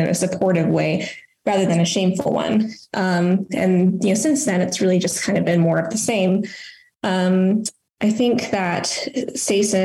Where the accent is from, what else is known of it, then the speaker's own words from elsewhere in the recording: Las Cruces, New Mexico, United States; I'm from Las Cruces, New Mexico.